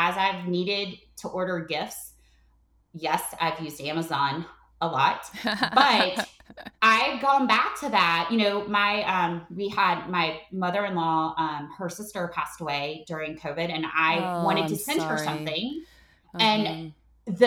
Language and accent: English; North Carolina, United States; moved away as an adult; now in Atlanta, United States; my husband's from Baltimore and I grew up in North Carolina